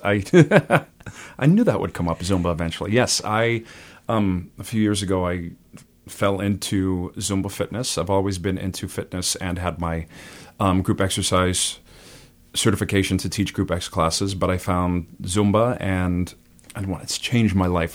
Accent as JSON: {"language": "English", "town": "Burlington", "region": "Massachusetts", "country": "United States", "tie": "born or raised there", "also_born_or_lived": "Lexington, Massachusetts / Boston, Massachusetts / Vero Beach, Florida", "said": "I'm from Burlington. I grew up there."}